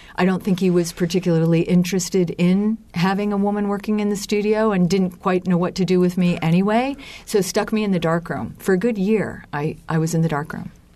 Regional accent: Lancaster, Pennsylvania, United States; I growing up in Lancaster, Pennsylvania was kind of like uh, growing up on a on another planet

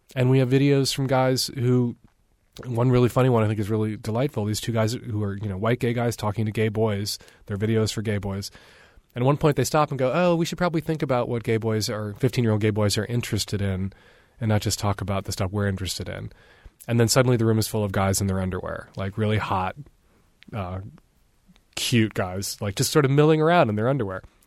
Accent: Chicago, Illinois, United States; I grew up in Chicago in the seventies

